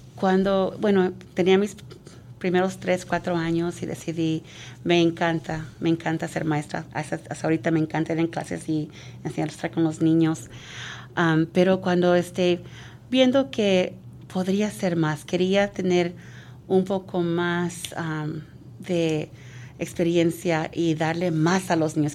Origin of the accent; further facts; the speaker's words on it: San Mateo, California, United States; Yo fui aquí, de este distrito, fui, vine a Laurel Elementary